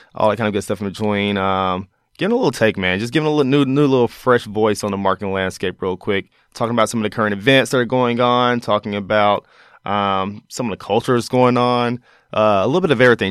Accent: Mississippi, United States; growing up in Mississippi

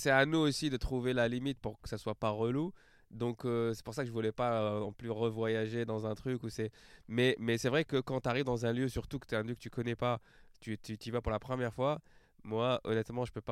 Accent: France; mec, je viens de France, je viens d'arriver, j'ai pas de contact.

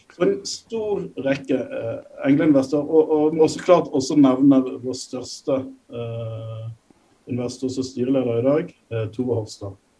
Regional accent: Norway; moved away as an adult; now in Nairobi, Kenya; Håvard og jeg er nordmenn

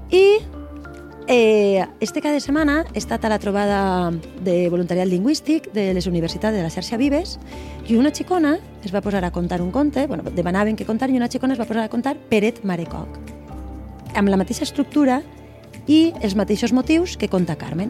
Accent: Valencian Community, Spain; la nostra pròpia identitat personal i com a valencianes

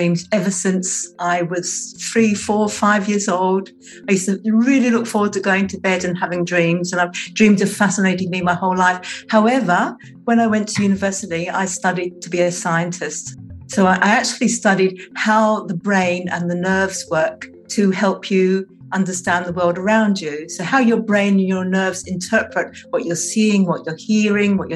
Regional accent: England, United Kingdom; now in Tasmania, Australia; I was born in England, I now live in Australia, and I live on the island of Tasmania

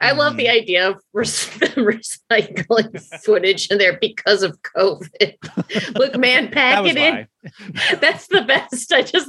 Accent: Denver, Colorado, United States; We're both from Denver.

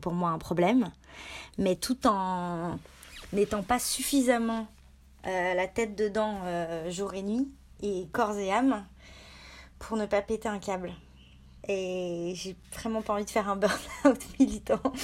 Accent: Annecy, Auvergne-Rhône-Alpes, France; J'ai grandi à Annecy, donc dans un dans un coin en Rhône-Alpes

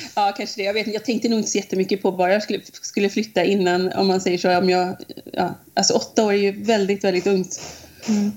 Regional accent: Munkedal, Västra Götaland, Sweden; moved away as an adult; now in United States; från Munkedal från början

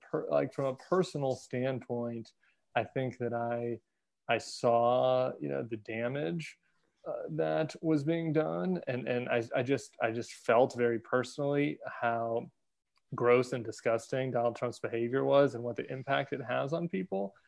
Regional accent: Denver, Colorado, United States; also born or lived in St. Louis, Missouri; My family's all from St. Louis, big Catholic family, huge Catholic family. We moved to Denver when I was in middle school

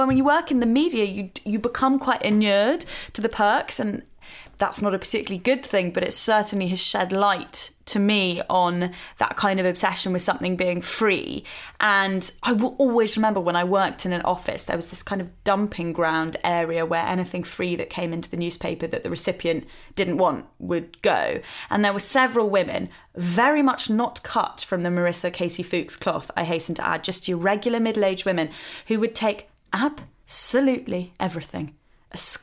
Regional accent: United Kingdom

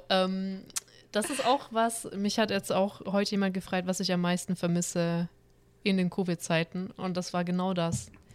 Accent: Stuttgart, Baden-Württemberg, Germany; also born or lived in Cologne area; now in Cologne, Germany

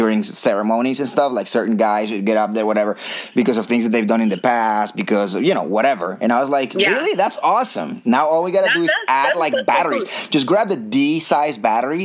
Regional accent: Bogota, Colombia; I was born and raised in Bogota

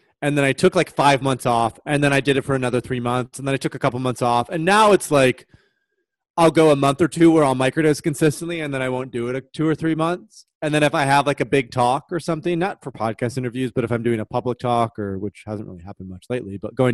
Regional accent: Michigan, United States; moved away; I'm from the Midwest in Michigan

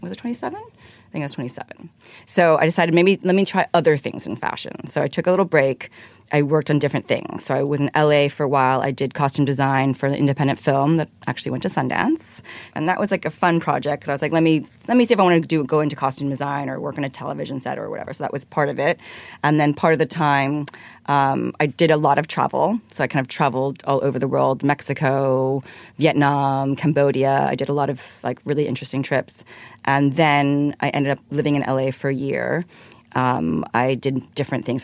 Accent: Hong Kong; I grew up in Hong Kong, actually

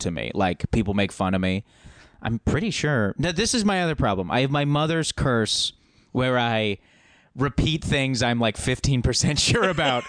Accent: Alberta, Canada; moved away as an adult; I haven't lived there for 10 years, but growing up in Alberta

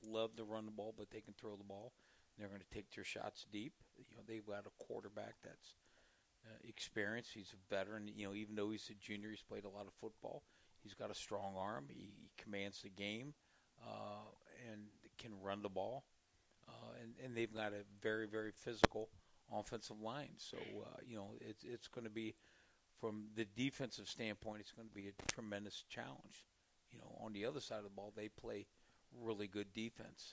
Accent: Mansfield, Ohio, United States; also born or lived in Georgetown, Kentucky; I'm from Mansfield, Ohio, originally. Lexington High School

